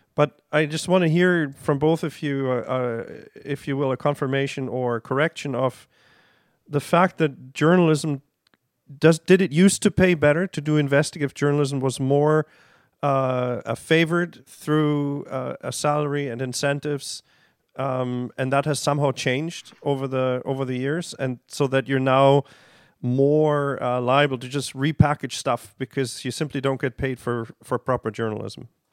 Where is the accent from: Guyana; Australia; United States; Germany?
Germany; now in Canada; growing up in Germany